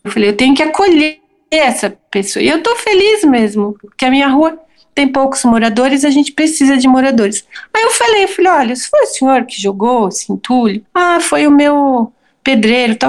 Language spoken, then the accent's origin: Portuguese; Santo André, São Paulo, Brazil; now in São Paulo, Brazil; Eu nasci em Santo André, vivo e trabalho em São Paulo